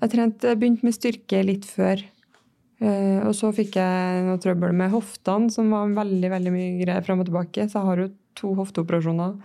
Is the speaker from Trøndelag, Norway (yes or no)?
yes; Levanger, Trøndelag, Norway; moved away as an adult; also born or lived in Oslo; jeg er fra Levanger. 26 år